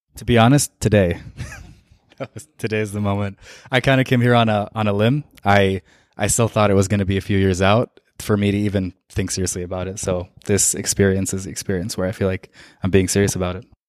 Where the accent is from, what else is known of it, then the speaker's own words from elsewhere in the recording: Saudi Arabia; now in United States; I was born and raised in Saudi Arabia